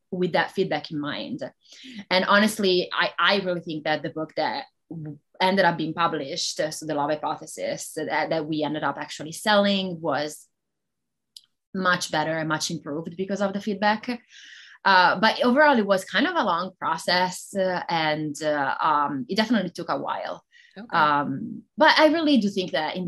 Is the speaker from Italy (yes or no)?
yes; Italy; first language Italian; English is a second language; moved away as an adult; now in United States; I'm Italian. So that would be my first language